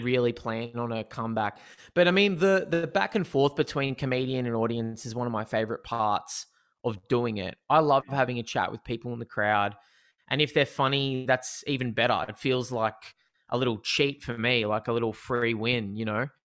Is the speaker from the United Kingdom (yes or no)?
no; Newcastle, New South Wales, Australia; also born or lived in Sydney; I grew up in Newcastle, um, in New South Wales